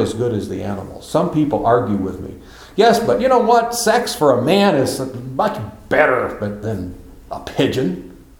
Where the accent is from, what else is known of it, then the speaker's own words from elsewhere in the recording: United States; I'm an old man limping around and I'm an American